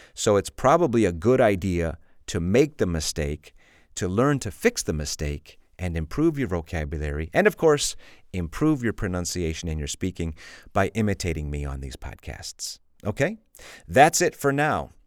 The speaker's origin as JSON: {"language": "English", "region": "Illinois", "country": "United States", "moved": "as an adult", "lives_now": "Spain", "said": "I'm from Illinois, which is a very flat state"}